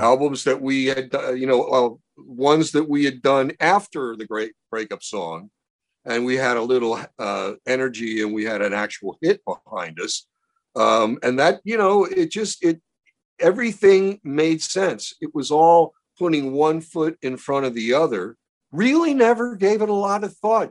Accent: Baltimore, Maryland, United States; When I was a kid growing up in Baltimore

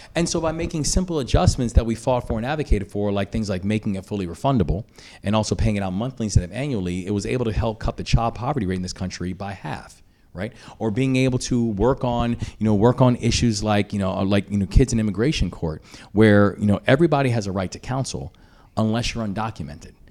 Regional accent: Maryland, United States; my home state

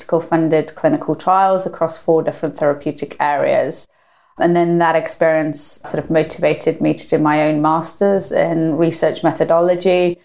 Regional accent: North Wales, United Kingdom; I grew up in North Wales

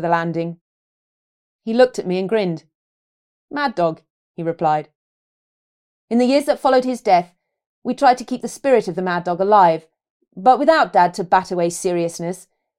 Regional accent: London, United Kingdom; despite growing up in London

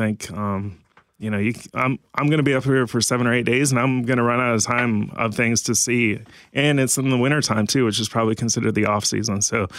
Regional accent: Tampa, Florida, United States; also born or lived in Ontario, Canada; And I was born in Ontario, but I've lived most of my life in Florida.

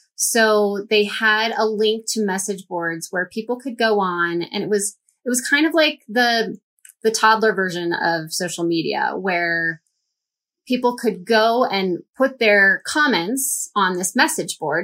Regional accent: St. Louis, Missouri, United States; we went to my hometown

